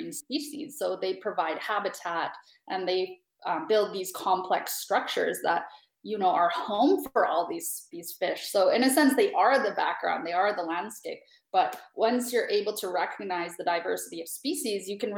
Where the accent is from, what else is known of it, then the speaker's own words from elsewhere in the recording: Canada; moved away; I'm from Canada